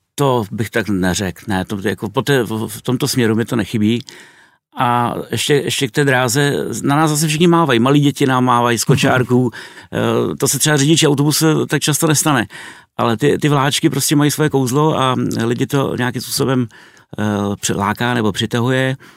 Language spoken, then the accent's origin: Czech; Czechia; first language Czech; also born or lived in Kazakhstan; ve své rodné zemi, kde může používat svým, svůj mateřský jazyk